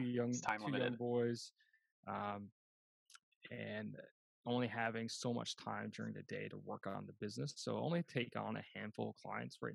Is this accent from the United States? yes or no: no; Canada; 2010, I came home to Canada